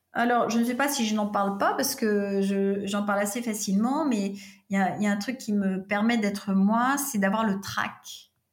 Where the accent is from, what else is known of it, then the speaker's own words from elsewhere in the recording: Paris, Île-de-France, France; also born or lived in California; j'ai grandi euh, en France et à Paris